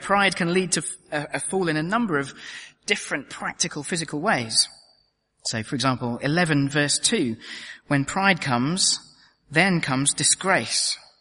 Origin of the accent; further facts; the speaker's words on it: United Kingdom; as a Brit